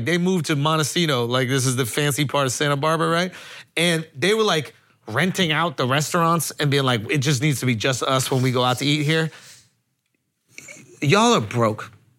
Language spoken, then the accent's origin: English; Scotland, United Kingdom; I'm from Scotland, yeah, son.